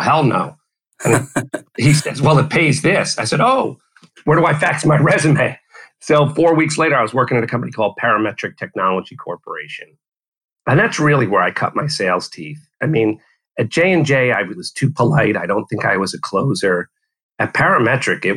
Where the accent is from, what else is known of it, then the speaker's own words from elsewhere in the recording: New York, United States; moved away as an adult; also born or lived in Berlin; I grew up in New York